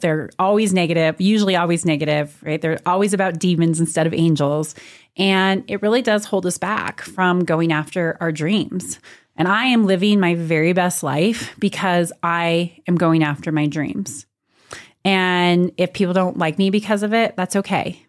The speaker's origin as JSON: {"language": "English", "town": "Montrose", "region": "Colorado", "country": "United States", "tie": "born or raised there", "also_born_or_lived": "Austin, Texas", "moved": "as an adult", "lives_now": "Durango, United States", "said": "I grew up in Montrose, so I am a Western Slope, Colorado girl at heart. I spent my whole life, born like literally born and raised in the same house"}